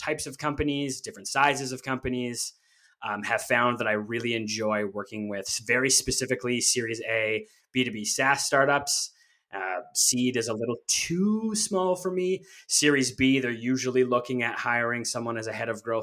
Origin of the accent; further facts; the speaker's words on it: Canada; I'm Canadian